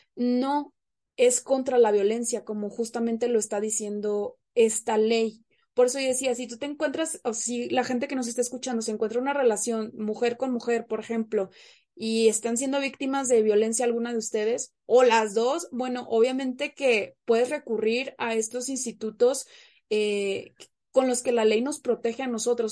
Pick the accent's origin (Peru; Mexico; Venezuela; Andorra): Mexico; Monterrey, Nuevo León; moved away as an adult; now in Mexico City, Mexico; yo soy regiomontana, de nuestra sultana del norte, pero en este momento yo me encuentro como foránea este, en la Ciudad de México